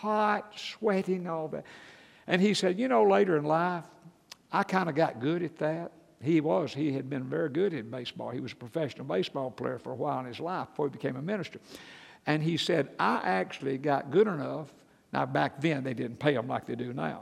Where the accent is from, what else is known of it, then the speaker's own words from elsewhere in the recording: Atlanta, Georgia, United States; I grew up in church in Atlanta, Georgia